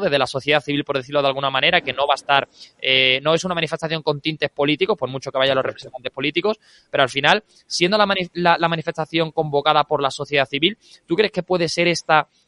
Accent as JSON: {"language": "Spanish", "region": "Andalusia", "country": "Spain", "said": "para mi tierra, para mi Andalucía"}